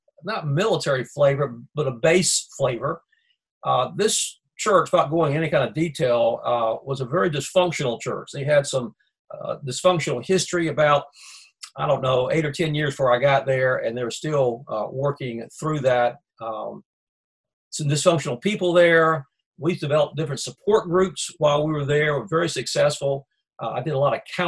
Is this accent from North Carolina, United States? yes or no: yes; Raleigh, North Carolina, United States; also born or lived in Fort Worth, Texas / Kinston, North Carolina; I grew up in Raleigh, North Carolina, which is the capital of North Carolina